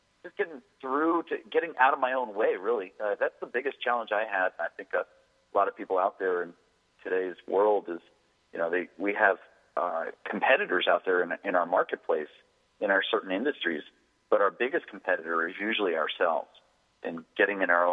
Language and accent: English; Washington, District of Columbia, United States; now in San Diego, United States; I'm originally from Washington D.C. area. I live in San Diego now